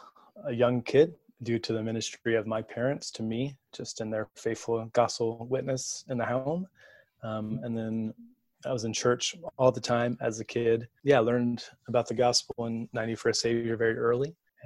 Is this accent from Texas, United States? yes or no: yes; Texas, United States; moved away as an adult; also born or lived in Michigan / Louisville, Kentucky; at my church where I grew up in Texas. And I have four younger siblings too.